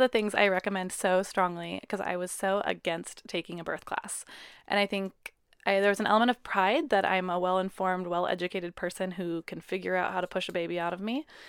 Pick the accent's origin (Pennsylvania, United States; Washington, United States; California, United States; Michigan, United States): Washington, United States; Puyallup; we're from Puyallup